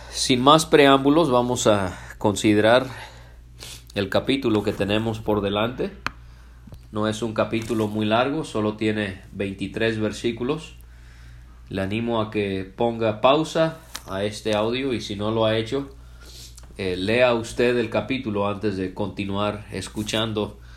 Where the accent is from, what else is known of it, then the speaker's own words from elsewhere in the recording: Puerto Vallarta, Jalisco, Mexico; also born or lived in Canada; Yo nací en Canadá un 16 de junio del año 1987 y la razón por la que hablo español es porque mis padres cuando yo tenía 11 meses de nacido ellos se mudaron a México específicamente a la ciudad de Puerto Vallarta en el estado de Jalisco